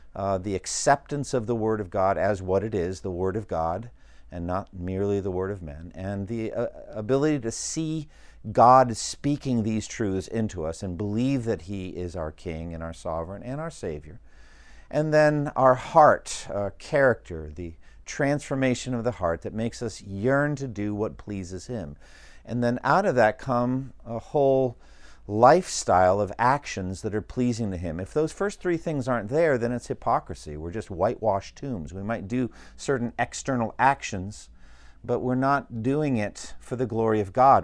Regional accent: United States; as an American citizen.

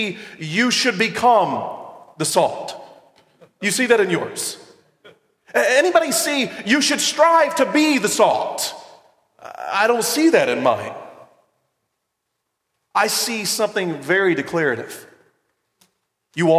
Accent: the South, United States; I'm from the South

